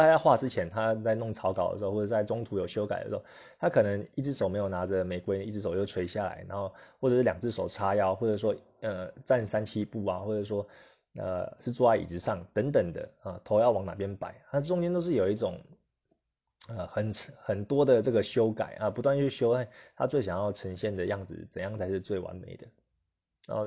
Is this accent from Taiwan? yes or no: yes; Taiwan; 我们台湾人的个性可能就是，呃，比较不想要起冲突啦